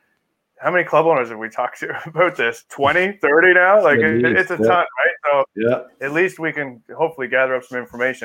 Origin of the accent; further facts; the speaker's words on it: Corner Brook, Newfoundland and Labrador, Canada; I was born in Cornerbrook.